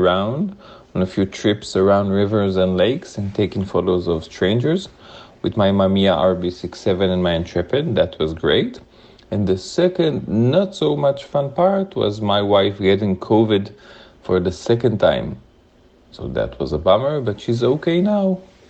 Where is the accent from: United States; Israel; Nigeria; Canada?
Israel; I'm from Israel